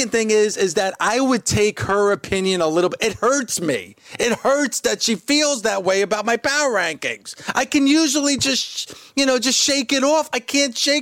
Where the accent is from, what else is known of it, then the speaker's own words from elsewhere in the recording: New Jersey, United States; I'm from Jersey